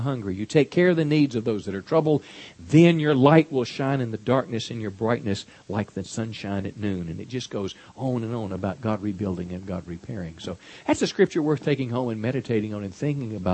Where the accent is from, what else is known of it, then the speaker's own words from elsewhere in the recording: United States; we as American people